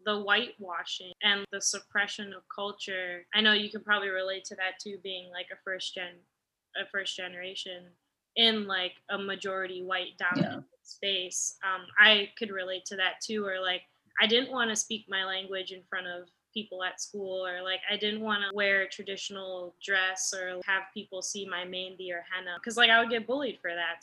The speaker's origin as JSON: {"language": "English", "town": "Naperville", "region": "Illinois", "country": "United States", "tie": "born or raised there", "moved": "as an adult", "said": "after we moved away from Naperville"}